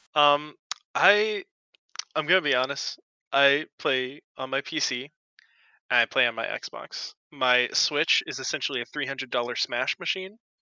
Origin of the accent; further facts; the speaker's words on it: Louisiana, United States; I am actually from Louisiana